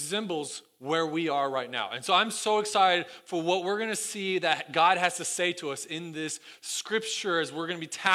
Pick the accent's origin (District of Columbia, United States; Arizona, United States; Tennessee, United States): Tennessee, United States; Sevierville; moved away; I grew up in the Smoky Mountains and Sevierville, Gallenberg, Pigeon Forge